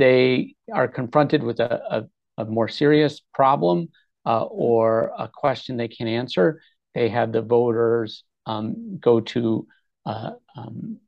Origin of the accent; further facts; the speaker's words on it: New York, United States; now in Rhode Island, United States; I'm not a native Rhode Islander. I grew up in New York.